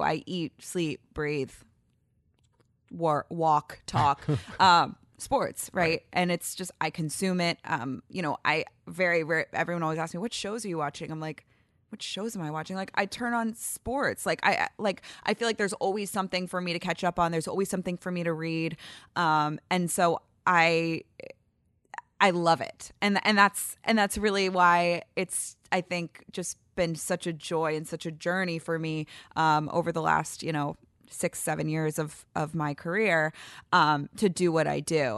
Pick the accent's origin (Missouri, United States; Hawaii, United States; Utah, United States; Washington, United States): Missouri, United States; St. Louis; also born or lived in Ann Arbor, Michigan; Then we moved back to Saint Louis